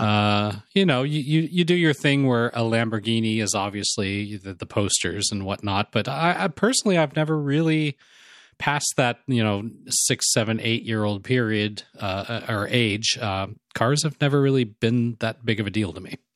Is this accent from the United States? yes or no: yes; Los Angeles, California, United States; growing up in Los Angeles